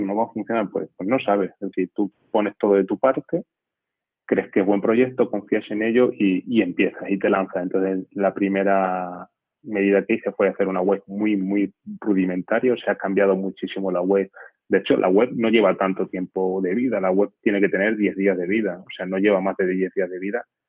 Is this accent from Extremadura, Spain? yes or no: yes; Castañar de Ibor, Extremadura, Spain; soy extremeño de un pueblecito que se llama Castañar de Ibor